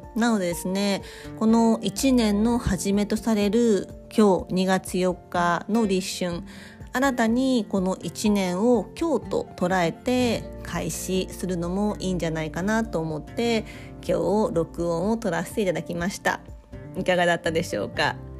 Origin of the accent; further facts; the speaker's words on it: Kobe, Hyogo, Japan; 私はあの神戸出身ですので